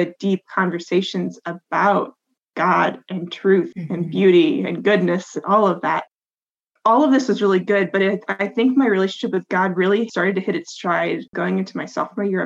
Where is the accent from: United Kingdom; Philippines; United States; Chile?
United States; Illinois; moved away as an adult; also born or lived in Iowa; now in Indiana, United States; I grew up in Illinois, went to school in Iowa, ended up in Indiana